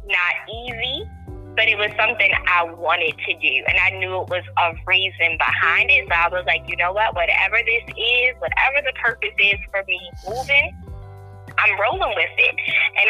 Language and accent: English; Maryland, United States; moved away as an adult; also born or lived in Baltimore, Maryland; now in outskirts of Atlanta, Georgia, United States; I grew up in Maryland. I was born in Maryland. I grew up there. I've been there for 34 years of my life.